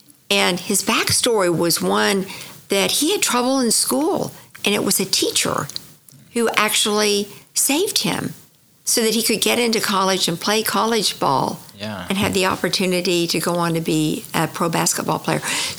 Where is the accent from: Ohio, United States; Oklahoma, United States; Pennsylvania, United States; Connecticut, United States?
Oklahoma, United States; Tulsa; I went to the University of Oklahoma and started in color and design.